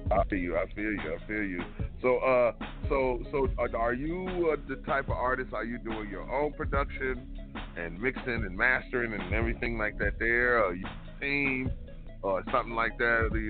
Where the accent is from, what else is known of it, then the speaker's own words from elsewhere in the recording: California, United States; Cali, man. I'm from Cali.